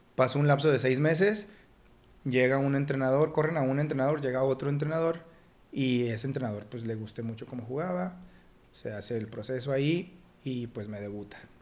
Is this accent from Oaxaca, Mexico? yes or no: no; Torreón, Coahuila, Mexico; darme a conocer como lagunero